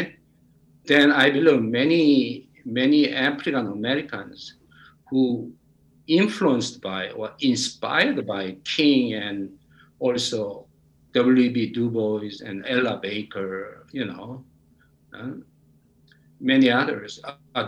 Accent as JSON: {"language": "English", "country": "South Korea", "moved": "yes", "lives_now": "United States", "said": "my home country, Korea"}